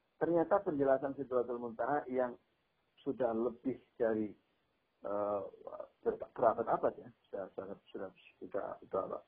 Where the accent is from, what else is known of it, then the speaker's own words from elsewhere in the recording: Java, Indonesia; saya orang Jawa saya pahamnya uh, apa value-nya orang Jawa